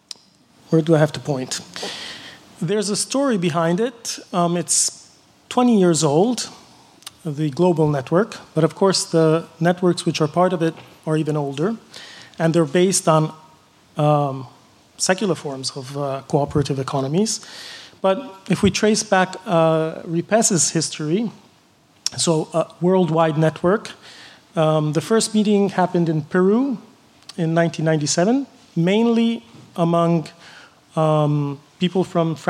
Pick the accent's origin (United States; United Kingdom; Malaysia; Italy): Italy; Florence, Tuscany; I come from Europe, Italy, Florence